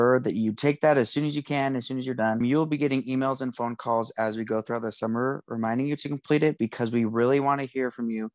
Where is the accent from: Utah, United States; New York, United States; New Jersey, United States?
Utah, United States; Hooper; I am from Hooper, Utah, and I am a junior.